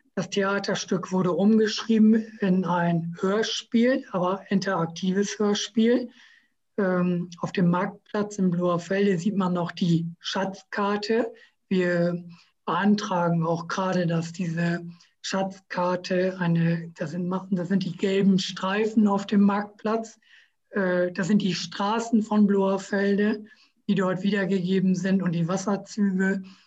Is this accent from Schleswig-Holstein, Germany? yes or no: no; Emsland, Lower Saxony, Germany; now in Oldenburg, Germany; ich bin gebürtiger Emsländer